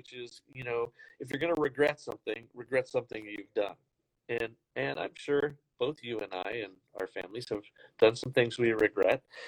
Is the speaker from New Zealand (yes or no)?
no; Canada; I'm originally Canadian